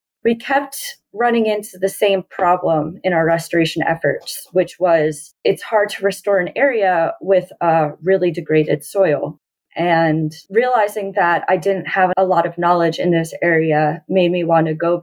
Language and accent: English; New York, United States; moved away as an adult; now in Colorado, United States; I worked on some farms back in my home state of New York